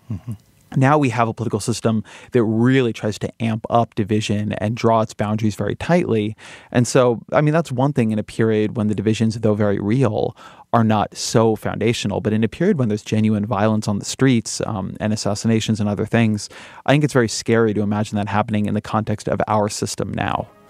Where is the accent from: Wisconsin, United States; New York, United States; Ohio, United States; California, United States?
California, United States; I'm Californian and I'm Jewish